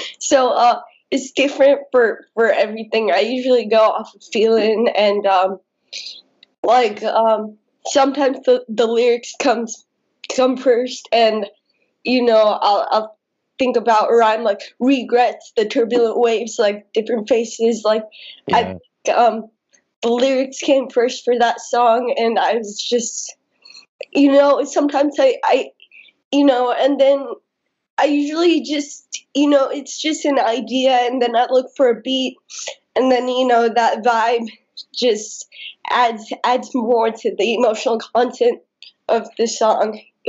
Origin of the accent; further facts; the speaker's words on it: United States; also born or lived in India / United Kingdom; I mean, I've been living in the States my entire life since I was like 3.